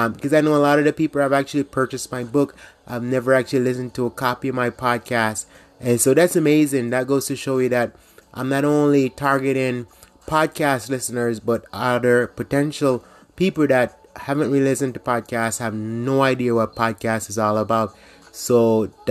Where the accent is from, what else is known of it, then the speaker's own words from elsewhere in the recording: Jamaica; now in United States; I grew up in Jamaica